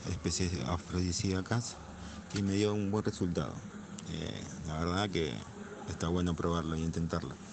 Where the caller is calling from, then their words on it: La Tablada, Buenos Aires Province, Argentina; de la Tablada, la llamo para felicitar